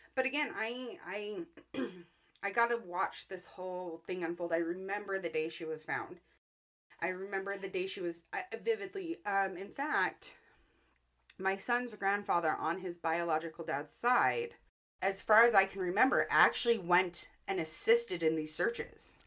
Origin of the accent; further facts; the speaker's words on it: Roy, Utah, United States; my hometown of Roy